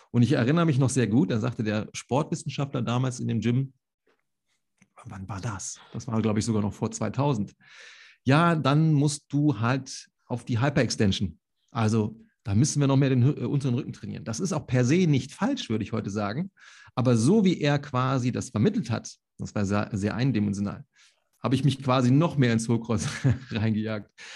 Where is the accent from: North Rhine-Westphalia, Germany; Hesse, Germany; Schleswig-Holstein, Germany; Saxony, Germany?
North Rhine-Westphalia, Germany; Solingen; ich komme ja aus Solingen, das Bergische Land